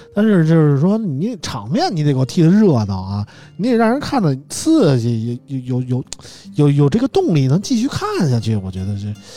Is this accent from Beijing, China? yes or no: yes; Beijing, China; 大家知道我是北京人，喜欢国安